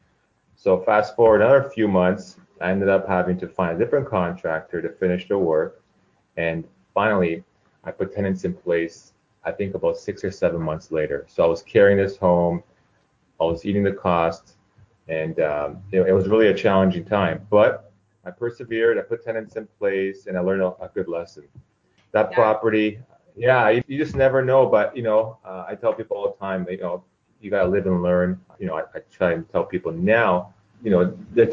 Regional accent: Toronto, Ontario, Canada; moved away as an adult; now in Orange County, United States; born and raised in Toronto

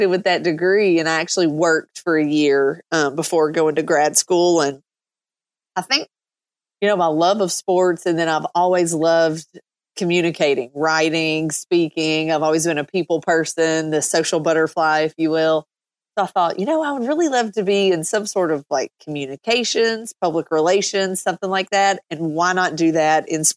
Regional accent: South Central Kentucky, United States; moved away as an adult; now in Tampa, United States; I grew up in South Central Kentucky, which is about an hour and a half north of Nashville

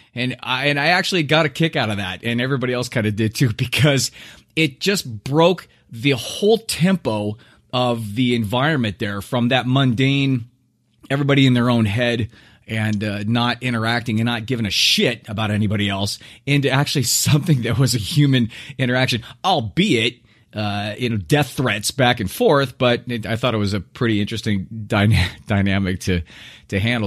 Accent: Southern California, United States; how I was brought up in Southern California and how I live now

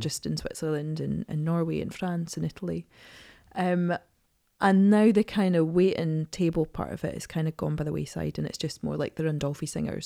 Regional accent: Edinburgh, Scotland, United Kingdom; I'm from Edinburgh.

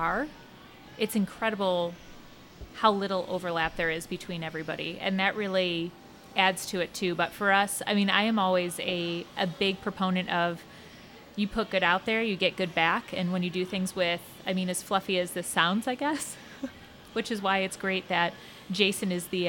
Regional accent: Cincinnati, Ohio, United States; we're from Cincinnati. We love Cincinnati. It has been a home for us

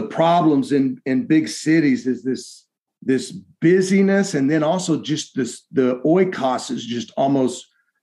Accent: Texas, United States; being a Texan

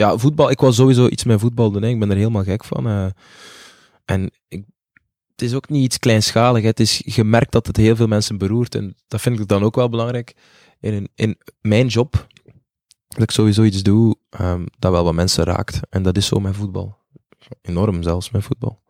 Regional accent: Zele, Flanders, Belgium; also born or lived in Butare, Rwanda; ik kom uit Zelen in Oost-Vlaanderen.

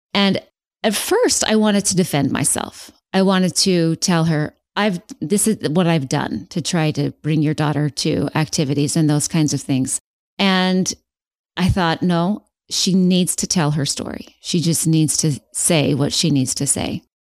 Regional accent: West Valley City, Utah, United States; moved away as an adult; now in Phoenix, United States; I am originally from Salt Lake. So I was born and raised in West Valley

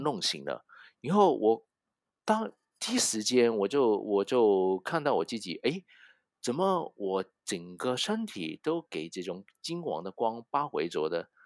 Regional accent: Hong Kong; Chinese is a second language; 我是一个香港人，所以你一听到我的，呃，国语没有很标准

